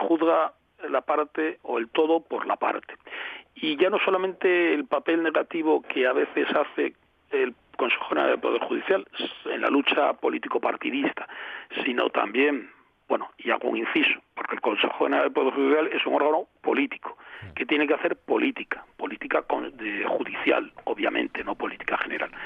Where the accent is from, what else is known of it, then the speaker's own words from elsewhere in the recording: Avilés, Asturias, Spain; also born or lived in Pola de Laviana / Figueres / Girona; yo que soy de Avilés